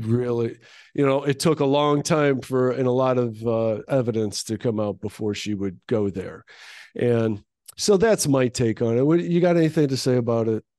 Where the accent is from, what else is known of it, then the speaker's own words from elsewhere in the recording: United States; as an American